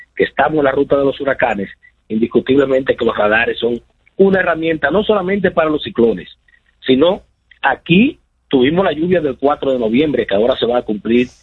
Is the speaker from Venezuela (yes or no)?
no; Dominican Republic; nosotros como dominicanos